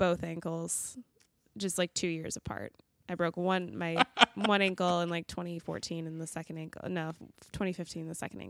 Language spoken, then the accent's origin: English; Colorado, United States; now in Chicago, United States; I'm from Colorado.